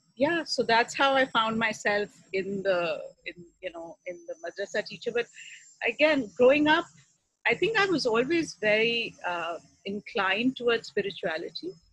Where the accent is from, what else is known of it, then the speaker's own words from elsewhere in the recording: Pakistan; moved away as an adult; I grew up in Pakistan, and uh, my family is still very much there